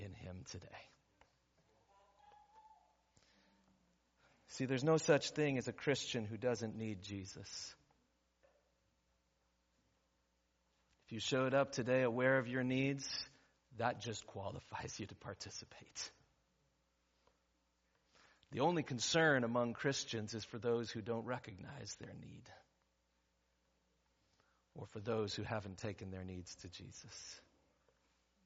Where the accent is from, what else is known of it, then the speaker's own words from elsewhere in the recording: San Diego, California, United States; Church I grew up at in San Diego, urban San Diego